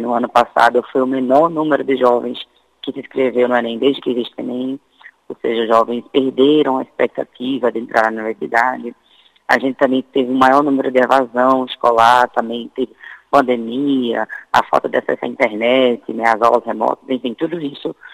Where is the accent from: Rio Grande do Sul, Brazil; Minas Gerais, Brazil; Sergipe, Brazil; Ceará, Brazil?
Sergipe, Brazil; eu sou sergipano, né? Sou nordestina